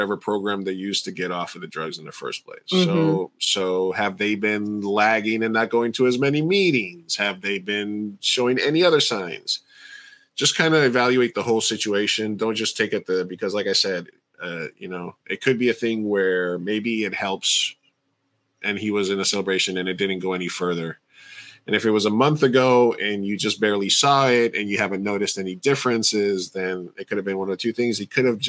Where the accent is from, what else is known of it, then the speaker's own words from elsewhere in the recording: New York, United States; moved away as an adult; now in California, United States; when I was a kid growing up in New York